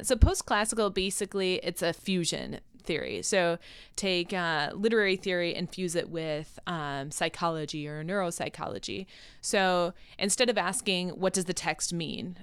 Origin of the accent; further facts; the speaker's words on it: Rochester, New York, United States; moved away; So I'm from Rochester, New York, and I went to school in Rochester